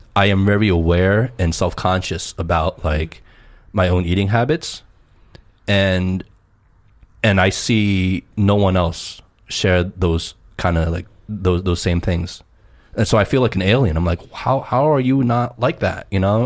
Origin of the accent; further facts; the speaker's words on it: New Jersey, United States; growing up in New Jersey